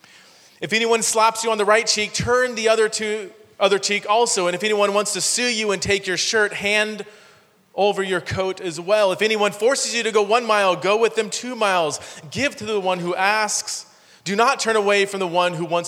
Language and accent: English; Fresno, California, United States; also born or lived in Chula Vista, California / Ohio; I grew up in Fresno, California